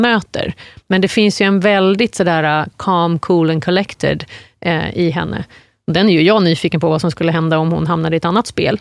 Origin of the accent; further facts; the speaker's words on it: Surrey, South East England, United Kingdom; now in Sweden; jag kommer från Surrey, sydvästra London